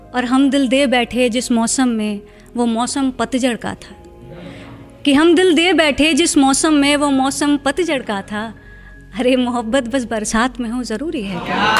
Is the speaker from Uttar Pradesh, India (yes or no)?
yes; Lucknow, Uttar Pradesh, India; moved away as an adult; मैं लखनऊ से हूँ